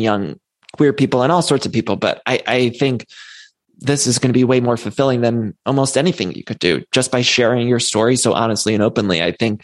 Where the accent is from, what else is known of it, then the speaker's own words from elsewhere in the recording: Midwest, United States; I'm from the Midwest